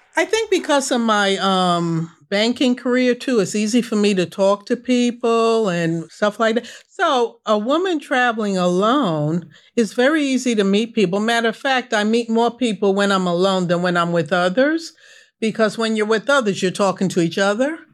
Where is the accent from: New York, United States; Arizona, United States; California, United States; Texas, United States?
New York, United States; I grew up in New York.